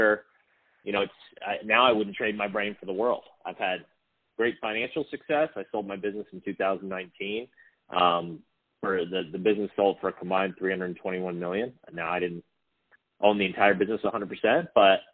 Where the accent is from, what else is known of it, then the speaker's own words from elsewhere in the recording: Hawaii, United States; also born or lived in Pasadena, California; was born in California, Pasadena, to two hippie parents, and we moved to Hawaii when I was two